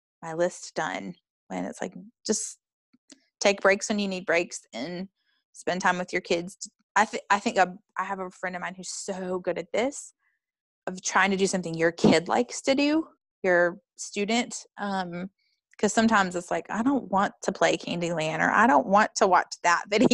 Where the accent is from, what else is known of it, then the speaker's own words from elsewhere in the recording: North Carolina, United States; now in Chicago, United States; I'm from North Carolina, even though I live in Chicago